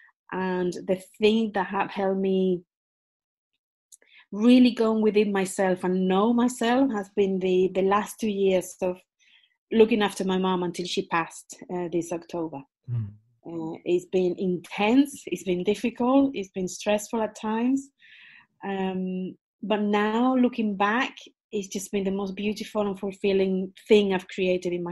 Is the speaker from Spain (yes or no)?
yes; Spain; moved away as an adult; also born or lived in United Kingdom; I was born in Spain.